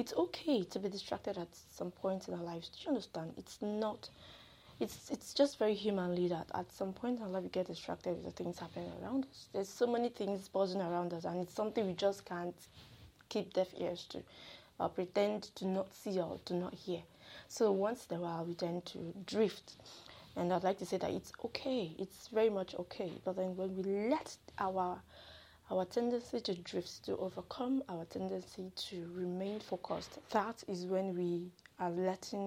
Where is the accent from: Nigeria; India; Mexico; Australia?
Nigeria; I'm a Nigerian